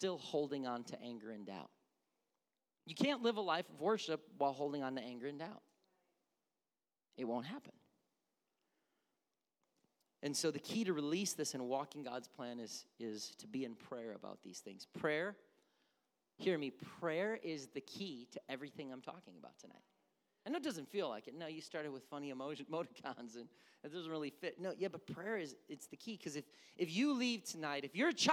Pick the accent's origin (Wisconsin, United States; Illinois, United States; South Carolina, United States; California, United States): Wisconsin, United States; Milwaukee; I'm from Milwaukee